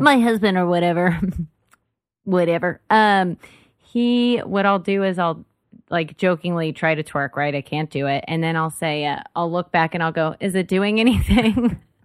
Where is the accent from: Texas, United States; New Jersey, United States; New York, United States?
Texas, United States; Dallas; moved away as an adult; now in Austin, United States; I grew up in DFW and everything's spread out there